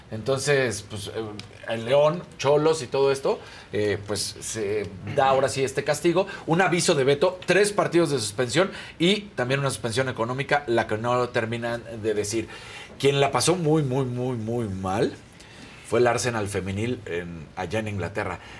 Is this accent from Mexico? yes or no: yes; Mexico; una vergüenza como mexicano